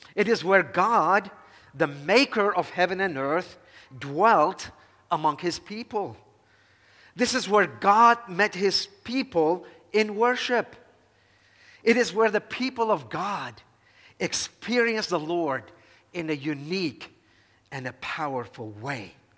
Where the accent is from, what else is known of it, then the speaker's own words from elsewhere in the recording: Dhour Choueir, Lebanon; moved away as an adult; I was born and raised here in Lebanon, and I make it no secret, my great love and affection for my hometown, Duhur Shwed.